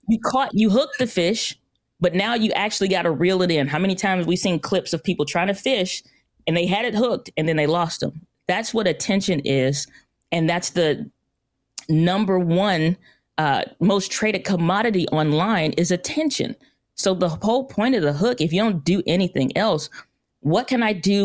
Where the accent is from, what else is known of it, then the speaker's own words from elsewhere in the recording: St. Louis, Missouri, United States; I'm from Saint Louis, Missouri